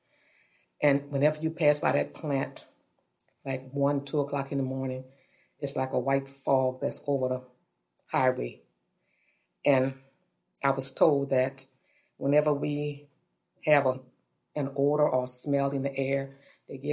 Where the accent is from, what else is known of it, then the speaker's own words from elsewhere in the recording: St. James, Louisiana, United States; I'm from St. James, Louisiana